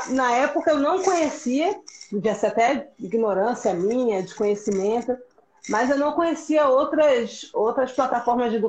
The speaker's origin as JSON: {"language": "Portuguese", "region": "Pernambuco", "country": "Brazil", "tie": "born there", "accent": "mixed", "said": "Eu nasci em Pernambuco mesmo, mas o meu sotaque é misturado, sim e, e eu já passei muito bullying por isso."}